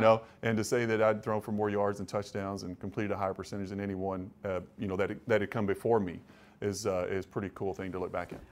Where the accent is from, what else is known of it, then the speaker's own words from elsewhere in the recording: Kentucky, United States; moved away as an adult; also born or lived in Cleveland, Ohio; growing up in Kentucky, you know, close to Ohio